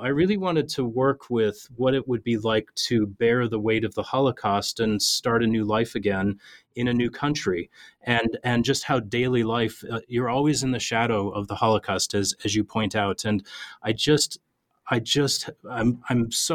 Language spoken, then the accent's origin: English; a river town in Minnesota, United States; I'm an Irish Catholic kid that grew up in a river town in Minnesota